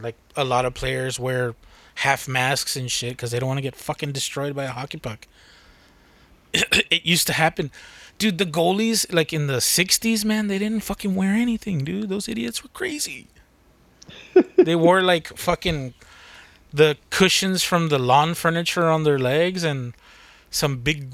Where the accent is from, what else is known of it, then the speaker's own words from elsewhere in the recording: United States; I'm American